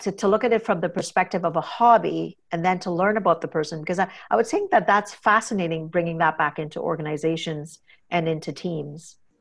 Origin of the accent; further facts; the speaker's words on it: Trinidad & Tobago; I'm a Trinidadian, kinda growing up in the Caribbean